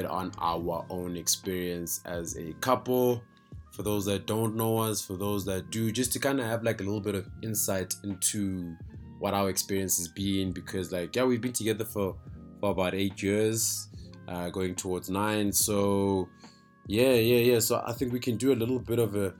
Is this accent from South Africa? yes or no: yes; Johannesburg, Gauteng, South Africa; also born or lived in Limpopo / Pretoria; I grew up in northern Johannesburg